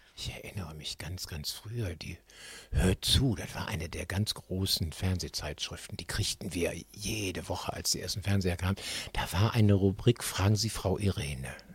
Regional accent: Düsseldorf, North Rhine-Westphalia, Germany; ich bin tatsächlich in Oberkassel-Niederkassel ja groß geworden

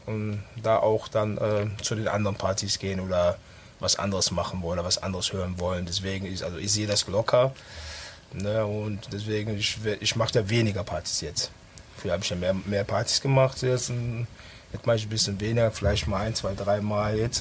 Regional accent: Düsseldorf, North Rhine-Westphalia, Germany; also born or lived in Ghana; Ich bin auf der Kiefernstraße auch aufgewachsen. Als ich 97, 87 nach Deutschland kam, haben meine Eltern dort gelebt

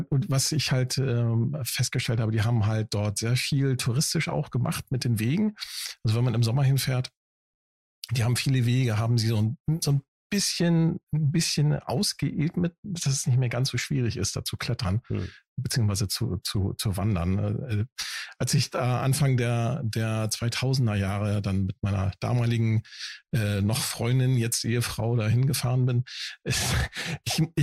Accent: Northern Germany, Germany; wenn man als Norddeutscher, ne, äh, als Plattländler mhm. da ist man das halt nicht gewohnt.

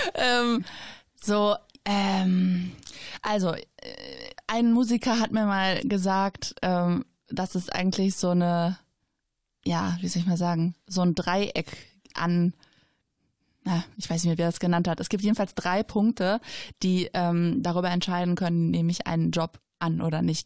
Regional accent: Schwelm, North Rhine-Westphalia, Germany; also born or lived in Gevelsberg / Ennepetal; ich bin ein Kind des Ennepe-Ruhr-Kreises, äh, hier geboren, aufgewachsen, immer noch wohnend

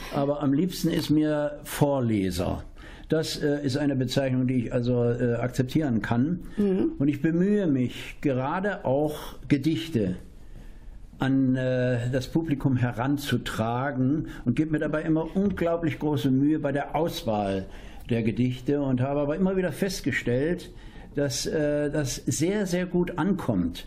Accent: Dresden, Saxony, Germany; now in Espelkamp, Germany; ich bin Dresdner

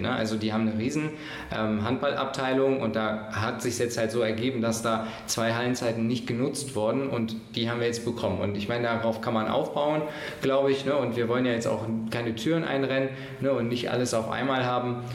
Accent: Mönchengladbach, North Rhine-Westphalia, Germany; ich komme hier aus Gladbach

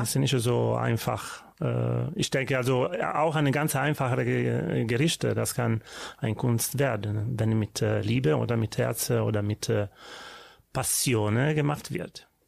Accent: Livorno, Tuscany, Italy; German is a second language; now in Düsseldorf, Germany; Also geboren bin ich in Livorno Stadt, aber ja. in Provinz von Livorno, das habe ich gewohnt und meine Kindheit dahin, äh, ja, ein Toskaner

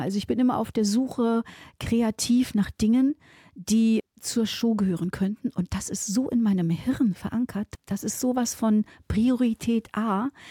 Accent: Saxony-Anhalt, Germany; now in Moers, Germany; ich komme ja aus Sachsen-Anhalt

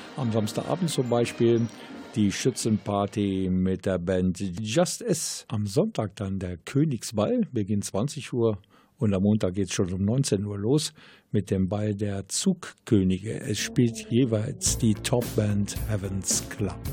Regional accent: Willich, North Rhine-Westphalia, Germany; bei uns in Willig

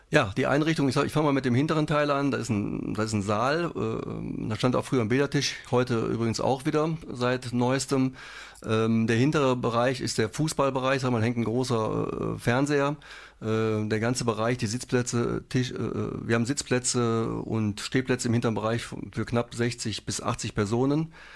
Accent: Wesel, North Rhine-Westphalia, Germany; Wir kommen aus Wesel ursprünglich, gebürtig.

